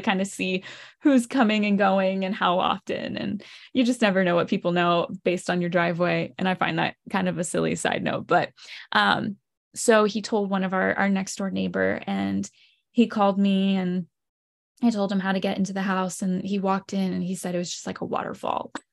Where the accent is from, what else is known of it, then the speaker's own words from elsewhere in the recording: Lancaster, Pennsylvania, United States; I grew up in Lancaster, Pennsylvania